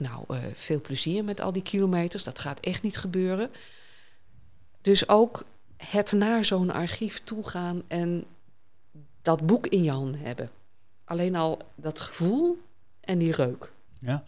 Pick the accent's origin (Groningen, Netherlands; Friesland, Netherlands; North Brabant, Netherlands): Groningen, Netherlands; Hoogezand; also born or lived in Sappemeer; ik ben geboren in Sappemeer, verhuisd naar Hoogzand.